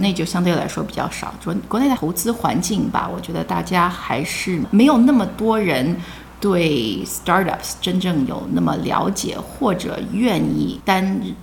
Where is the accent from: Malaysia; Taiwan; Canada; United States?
United States; Silicon Valley, California; also born or lived in China; 我是硅谷长大的，我是国内出生的，八岁跟随嗯。父母移民到美国，然嗯。后我们 九零年就搬到硅谷了